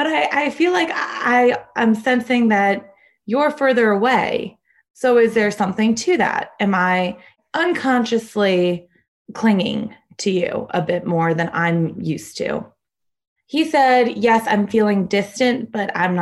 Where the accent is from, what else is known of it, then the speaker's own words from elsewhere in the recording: Connecticut, United States; moved away as an adult; also born or lived in Chicago; now in Denver, United States; I am originally from Connecticut, but I moved out to Chicago for my doctorate